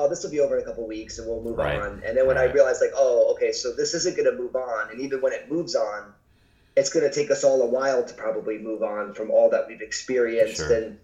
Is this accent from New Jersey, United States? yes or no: yes; New Jersey, United States; now in Pacific Northwest, United States; I was born and raised in New Jersey